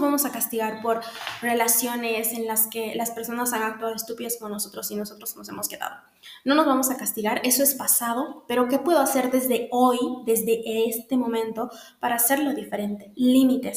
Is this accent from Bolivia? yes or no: yes; Bolivia; en Bolivia, en mi país